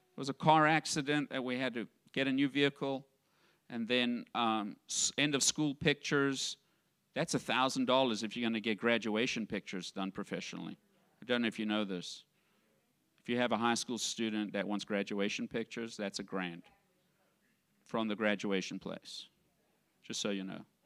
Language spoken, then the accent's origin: English; South Africa; moved away; I grew up in South Africa and in the environment that I grew up, I had a poverty mindset